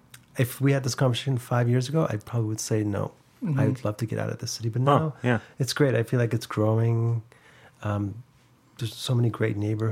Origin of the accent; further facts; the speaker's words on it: London, Ontario, Canada; also born or lived in Iran; now in Toronto, Canada; No. I was born in London, Ontario.